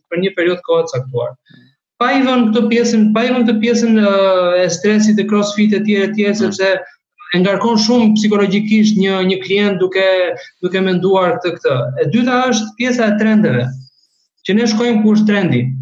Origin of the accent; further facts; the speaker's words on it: Albania; moved away as an adult; also born or lived in Germany; now in Nuremberg, Germany; ne si shqiptar kemi një një ego shumë të